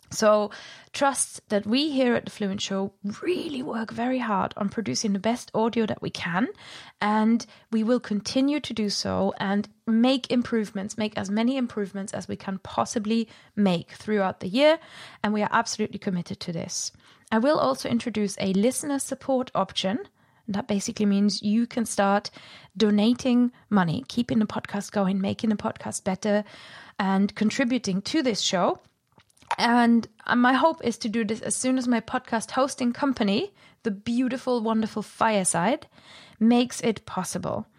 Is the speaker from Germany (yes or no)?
yes; Germany; accent: German; my german accent